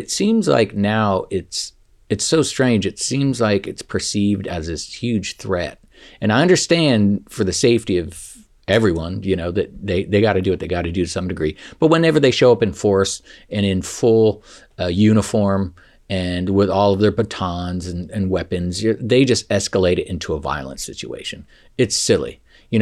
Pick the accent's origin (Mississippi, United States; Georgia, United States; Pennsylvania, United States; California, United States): California, United States; San Francisco; I'm from San Francisco, California, USA, planet Earth